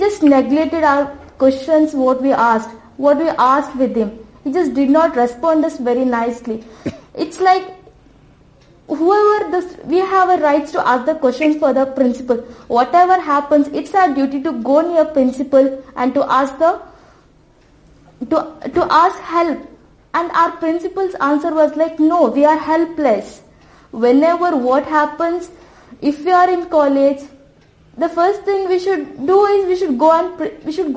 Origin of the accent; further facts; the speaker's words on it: India; Being an Indian